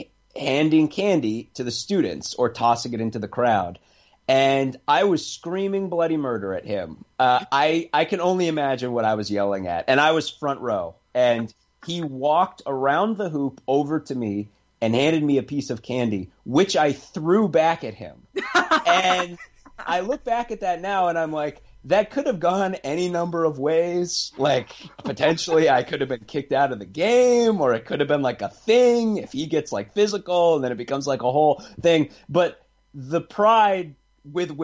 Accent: New Hampshire, United States; I'm from New Hampshire, so I know what it's like to be from the Northeast

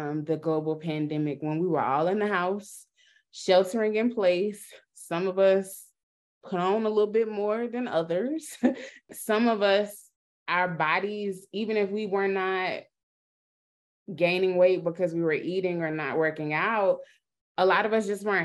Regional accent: North Carolina, United States; I'm from North Carolina

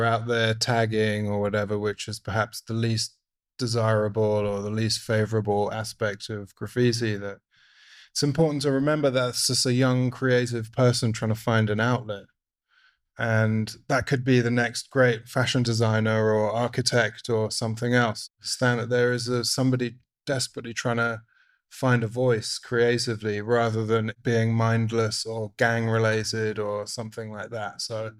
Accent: London, United Kingdom; moved away; I'm from London in the UK originally.

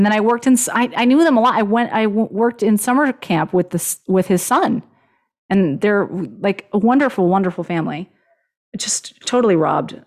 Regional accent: Los Angeles, California, United States; I grew up in Los Angeles

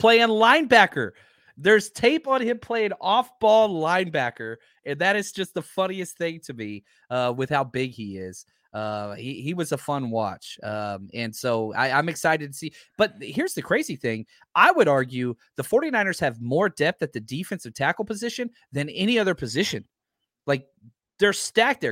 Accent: Fort Worth, Texas, United States; I grew up in Fort Worth

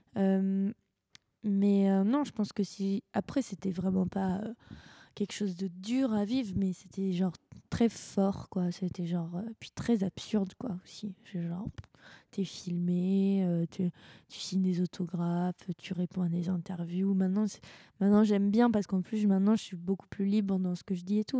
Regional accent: France; on est français

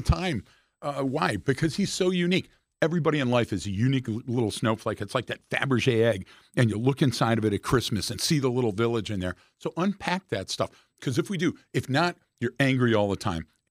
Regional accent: Detroit, Michigan, United States; I'm from Detroit

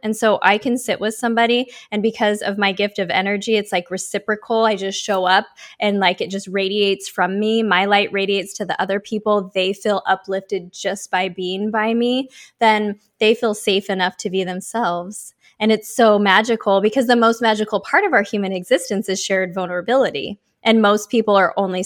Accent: Oregon, United States; born or raised there; now in Miami Beach, United States

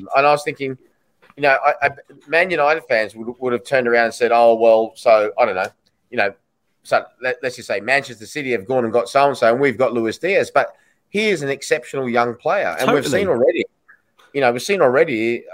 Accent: Australia; moved away; I'm from Australia

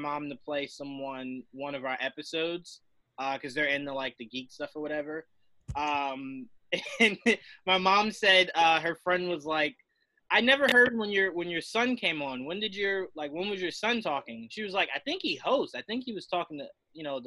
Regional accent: the South, United States; I was born in the South

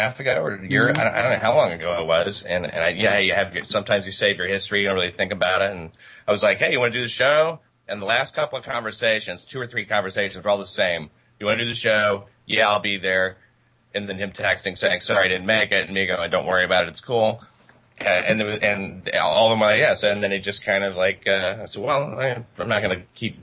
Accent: Tennessee, United States; now in New York, United States; I'm from Tennessee

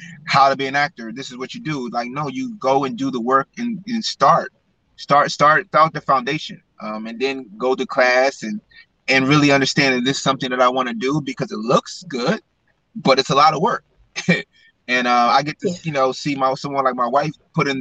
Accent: Washington, District of Columbia, United States; now in Los Angeles, United States; I'm from DC, you know, Atlanta, Georgia

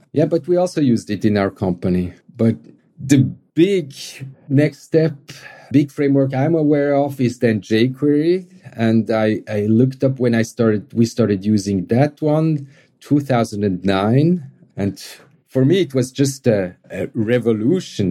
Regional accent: Switzerland; accent: Swiss; English is a second language; my Swiss accent

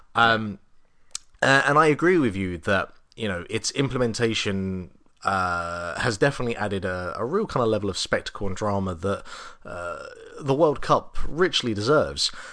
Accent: England, United Kingdom; now in Ireland; being an Englishman

